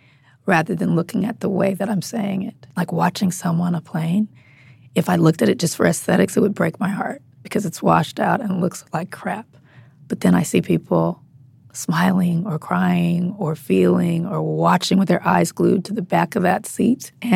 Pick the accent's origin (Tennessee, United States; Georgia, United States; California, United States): California, United States; Compton; I grew up in Compton. Mm-hmm. There's no movie theater in Compton.